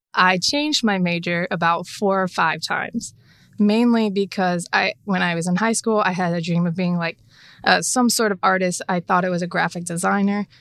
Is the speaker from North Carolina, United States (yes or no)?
yes; Charlotte, North Carolina, United States; So originally, I was born in Charlotte.